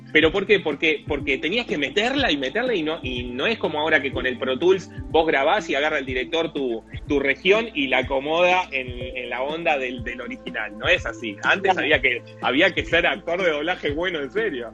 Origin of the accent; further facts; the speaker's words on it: Mar de Ajó, Buenos Aires Province, Argentina; moved away; also born or lived in Lanús; Yo soy de Mar de Ajó